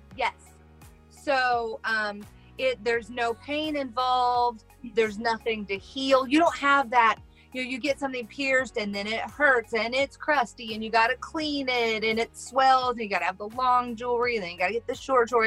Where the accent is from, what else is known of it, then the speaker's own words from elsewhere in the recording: Midwest, United States; I'm from the Midwest and we're rednecks and we kind of say stuff wrong around here